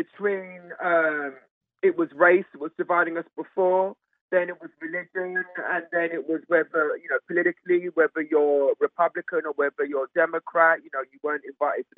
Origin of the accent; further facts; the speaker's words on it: England, United Kingdom; now in New York City, United States; I'm from England